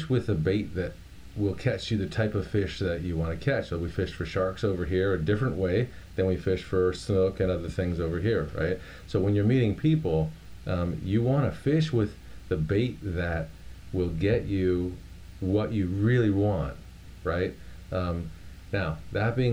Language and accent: English; Miami, Florida, United States; I grew up in Miami, Florida